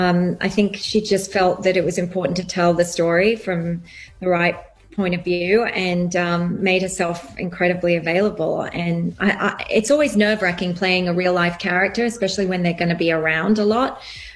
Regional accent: England, United Kingdom; also born or lived in Australia; now in United States; I have grown up in England, lived in Australia, and now a long time in America, and I do find my accent goes all over the place.

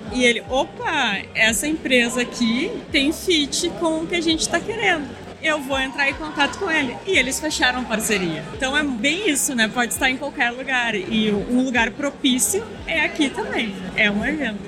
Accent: Rio Grande do Sul, Brazil; eu nasci no Rio Grande do Sul

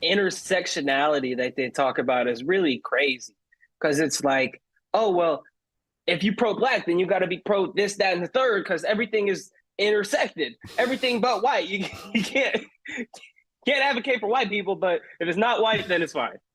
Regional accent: Palmdale, California, United States; also born or lived in Glendale, California; I grew up in Palmdale. Uh, I was born in Glendale, which is like more closer to downtown LA, but I was pretty much raised in Palmdale

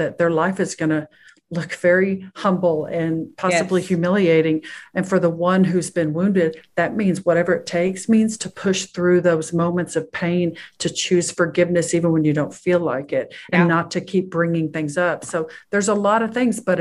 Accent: Texas, United States; I was born and raised in Texas

